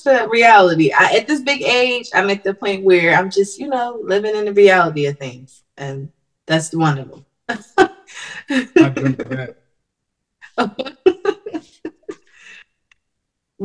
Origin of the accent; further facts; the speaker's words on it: Philadelphia, Pennsylvania, United States; the area of Philly where I'm from South Philly. So to see the cost of the house, the small houses, like all of our homes in South Philly was always small